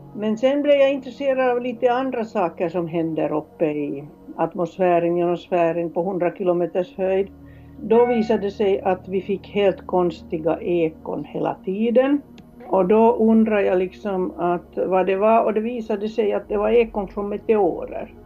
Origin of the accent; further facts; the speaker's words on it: Helsinki, Uusimaa, Finland; moved away as an adult; also born or lived in Kiruna, Sweden; now in Sweden; Jag är från Helsingfors